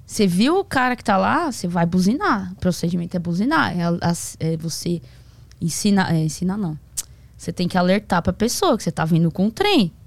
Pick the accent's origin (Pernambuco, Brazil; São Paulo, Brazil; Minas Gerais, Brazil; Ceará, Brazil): São Paulo, Brazil; Santo André; Eu moro em São, Santo André. Eu sou de Santo André, São Paulo.